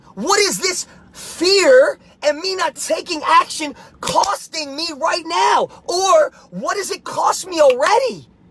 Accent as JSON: {"language": "English", "region": "New Jersey", "country": "United States", "tie": "born or raised there", "said": "I was a young kid growing up in Jersey"}